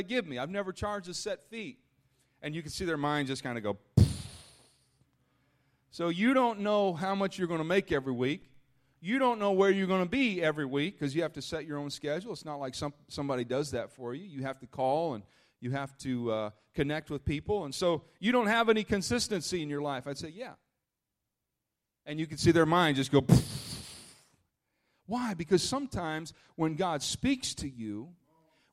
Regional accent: Minnesota, United States; moved away as an adult; also born or lived in Illinois; I grew up in Minnesota, and I'm so thankful for my roots

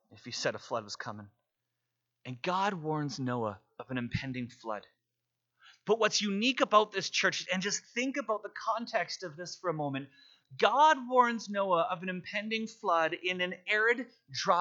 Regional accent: Vancouver, British Columbia, Canada; moved away as an adult; now in Calgary, Canada; grew up in Vancouver, and you know that in Vancouver, it rains a lot

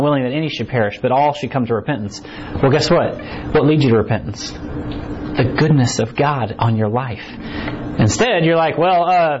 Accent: United States; born there; And we like to think that, well, I was born in America, right? And I root for the Chiefs

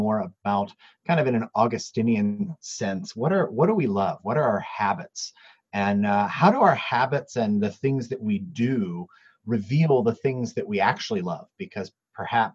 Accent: United States; now in Edmonton, Canada; I'm from the States originally

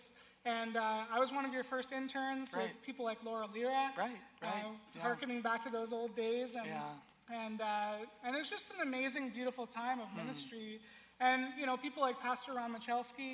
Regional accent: Victoria, British Columbia, Canada; moved away; also born or lived in Vancouver; I was born and raised in Victoria to a non-Christian family

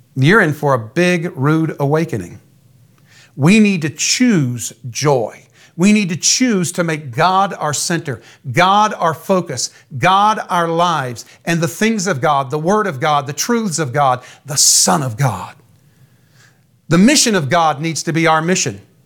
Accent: United States; I'm an American. My father was an American, his father before him. My earthly citizenship is American

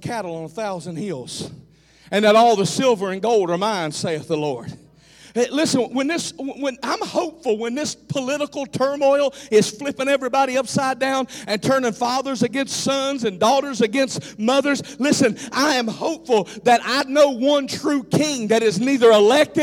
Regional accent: the South, United States; I'm from the South

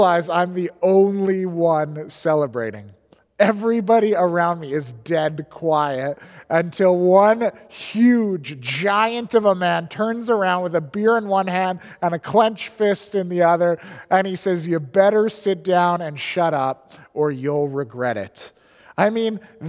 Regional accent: Edmonton, Alberta, Canada; moved away as an adult; also born or lived in Squamish, British Columbia; now in British Columbia, Canada; I grew up in Edmonton in the early 90s

